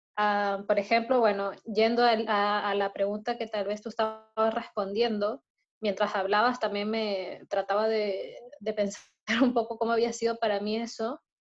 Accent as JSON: {"language": "Spanish", "country": "Peru", "tie": "born or raised there", "also_born_or_lived": "Brazil", "moved": "yes", "lives_now": "Chile", "said": "yo nací en Perú"}